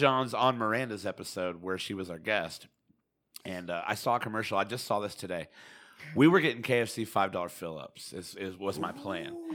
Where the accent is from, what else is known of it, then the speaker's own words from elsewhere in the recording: Indiana, United States; we all live in Indiana. Born in Indiana